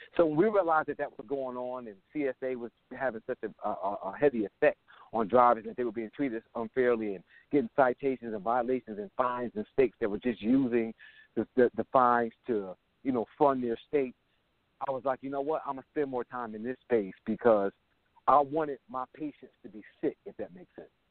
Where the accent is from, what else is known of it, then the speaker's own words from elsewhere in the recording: Buffalo, New York, United States; now in Jacksonville, United States; I'm originally from Buffalo, New York